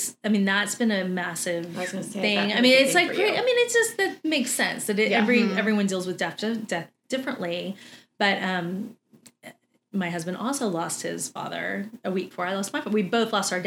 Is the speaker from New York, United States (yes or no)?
no; Texas, United States; we're the biggest meat eaters you've ever met.